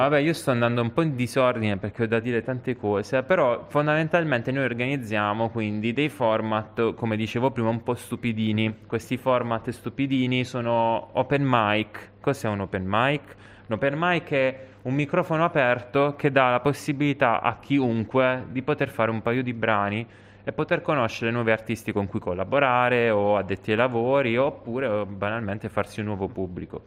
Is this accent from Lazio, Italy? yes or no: no; Taranto, Apulia, Italy; moved away as an adult; also born or lived in Rome; Ho vissuto tanti anni a Roma, sono tornato, sono di Taranto e sono tornato in Puglia